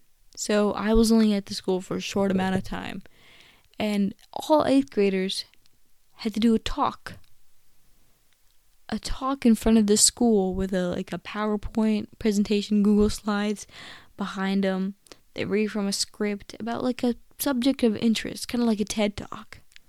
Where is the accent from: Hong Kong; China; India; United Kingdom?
India; I'm Indian, you know. We value, like, the cow, and I just think, you know, it just doesn't feel right to me